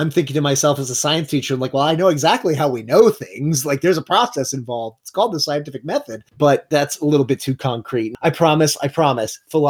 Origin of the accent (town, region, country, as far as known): Florida, United States